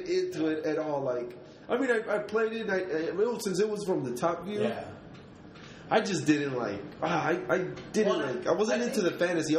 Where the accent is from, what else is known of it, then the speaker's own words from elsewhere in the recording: Mexico City, Mexico; now in United States; I'm from Mexico City. Now I live in the United States